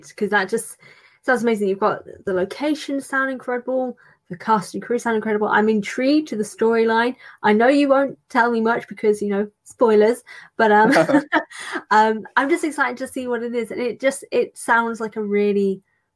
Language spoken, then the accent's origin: English; United Kingdom; I'm British